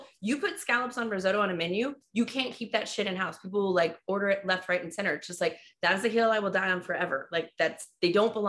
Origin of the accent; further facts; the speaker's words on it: Germany; Gummy bears. Like, no question. I was raised on them in Germany.